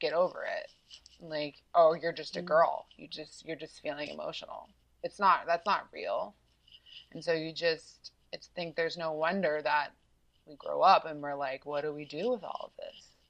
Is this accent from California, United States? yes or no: no; South Carolina, United States; I grew up in South Carolina